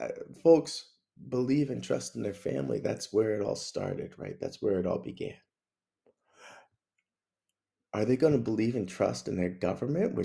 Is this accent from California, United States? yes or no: no; Mount Airy, Maryland, United States; I'm from Mount Airy